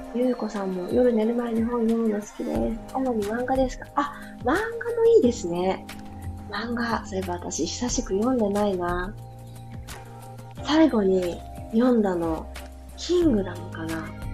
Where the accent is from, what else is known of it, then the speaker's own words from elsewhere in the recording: Hiroshima, Japan; moved away; also born or lived in Fukuyama; 私、広島市出身なんで